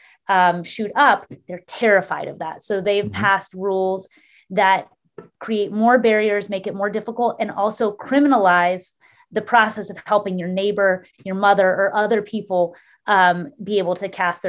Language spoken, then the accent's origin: English; Texas, United States; my home state